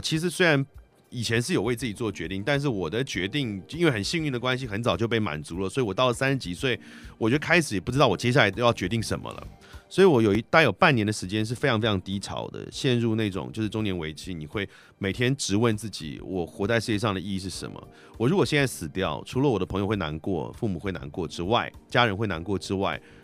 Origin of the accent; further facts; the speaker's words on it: Taiwan; 那我自嗯己哼是出生在台湾，生长在台湾，但是我们家是汉人，并不是蒙古人